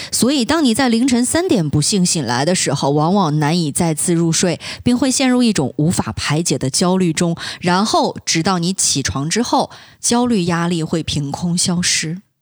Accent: UTC+6 time zone, Xinjiang, China; 因为我来自 东六区

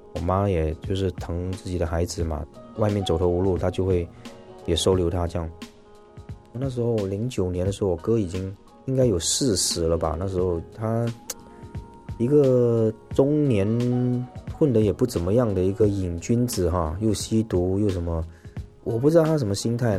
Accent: Malaysia; 我是马来西亚华人，然后一直都在新马港台从事演艺的工作

